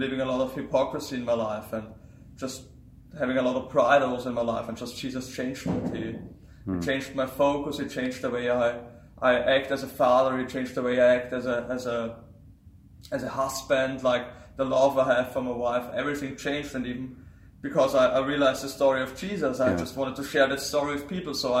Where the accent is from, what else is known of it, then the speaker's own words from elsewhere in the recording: Vienna, Austria; I am from Austria. I'm nearby Vienna. That's my hometown.